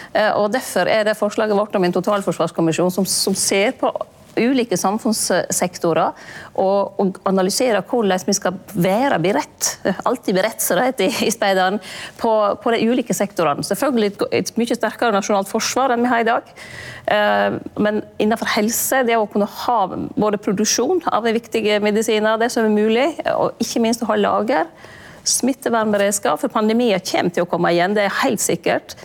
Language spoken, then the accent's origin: Norwegian; Lærdal, Vestland, Norway; hjemme i Lærdal, oppe i lia